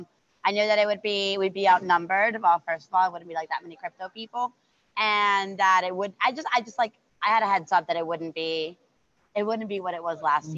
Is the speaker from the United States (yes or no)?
yes; Miami, Florida, United States; I'm from Miami